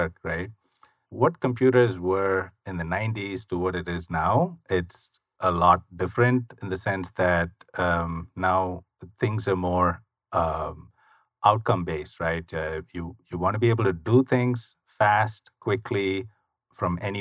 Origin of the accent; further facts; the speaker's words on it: India; moved away as an adult; now in United States; I was born and raised in India. I lived there 27 years all my life